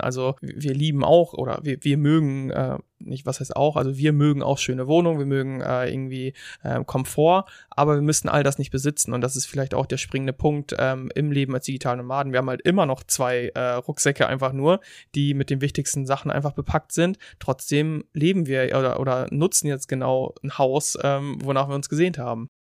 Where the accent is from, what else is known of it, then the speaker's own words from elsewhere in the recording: Germany; moved away; als Deutsche